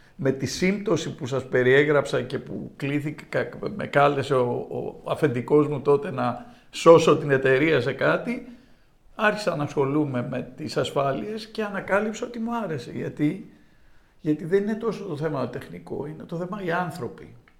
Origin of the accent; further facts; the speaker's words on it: Greece; moved away as an adult; also born or lived in New York, United States; η Ελλάδα είναι η πατρίδα μου